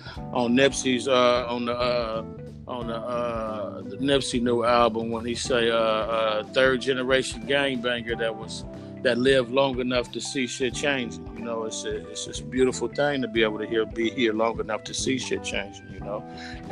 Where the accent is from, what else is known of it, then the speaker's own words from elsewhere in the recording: East Coast, United States; It's West Coast because I'm from the West Coast, but it's really a little bit of, it's really a little bit of everything because I'm a true hip-hop head. I grew up basically on the East Coast when hip-hop first started